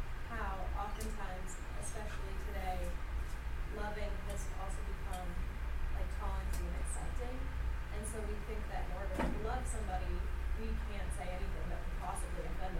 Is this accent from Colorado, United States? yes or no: yes; Colorado, United States; I'm from Colorado